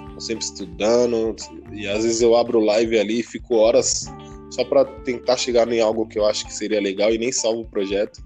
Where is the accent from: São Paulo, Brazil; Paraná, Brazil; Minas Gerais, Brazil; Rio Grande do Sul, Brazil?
São Paulo, Brazil; Barueri; São Paulo, aqui Zona Oeste, né? Mas, pra ser mais exato, em Barueri